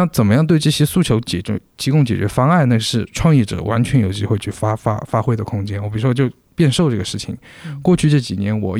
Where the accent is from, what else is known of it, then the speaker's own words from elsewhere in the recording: China; 就是以前是我们中国人饮食习惯是高碳水，它现在叫极低碳水